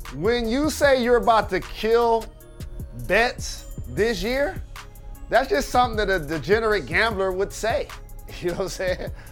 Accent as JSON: {"language": "English", "region": "Midwest", "country": "United States", "said": "as a Midwesterner"}